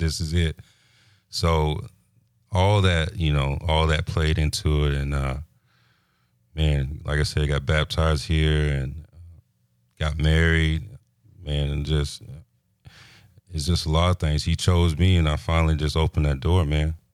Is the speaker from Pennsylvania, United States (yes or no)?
no; Pensacola, Florida, United States; also born or lived in Fort Belvoir, Virginia / Leavenworth, Kansas; I'm from Pensacola. I was born in, uh, Fort Belvoir, Virginia.